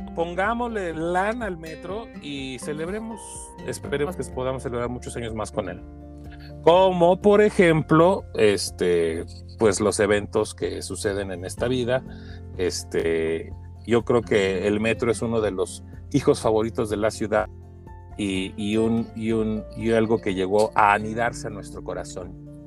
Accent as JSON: {"language": "Spanish", "country": "Mexico", "said": "como mexicanos"}